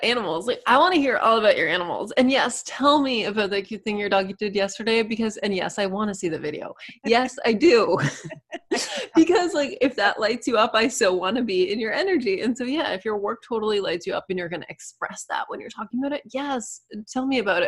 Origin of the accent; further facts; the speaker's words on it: Manchester-by-the-Sea, Massachusetts, United States; I'm from the other Cape Ann, Manchester, Mass is where my story begins